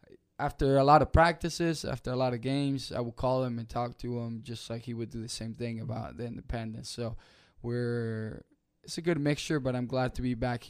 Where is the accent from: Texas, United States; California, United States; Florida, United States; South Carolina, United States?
South Carolina, United States; Rock Hill; No, so when I grew up here in Rock Hill, I've always played forward.